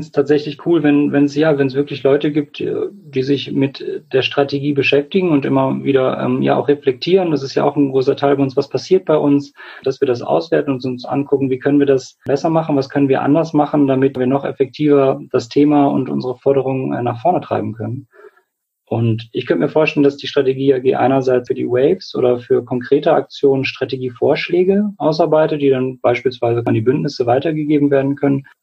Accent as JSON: {"language": "German", "town": "Göttingen", "region": "Lower Saxony", "country": "Germany", "said": "Ich komme aus Göttingen, bin 29 Jahre alt"}